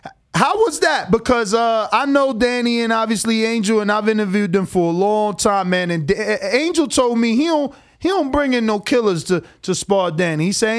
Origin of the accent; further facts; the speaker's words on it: East Coast, United States; No, I hear you. I'm from the East Coast too.